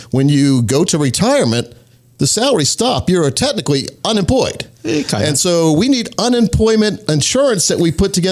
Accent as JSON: {"language": "English", "region": "North Carolina", "country": "United States", "tie": "born or raised there", "said": "I grew up in Scotland County, North Carolina, which is right on the border of North and South Carolina, and close to Sanford, North Carolina"}